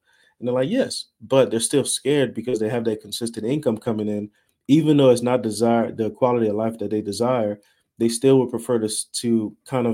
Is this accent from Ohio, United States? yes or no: no; Louisiana, United States; now in Dallas, United States; I'm from Louisiana. I'm in Dallas, Texas area now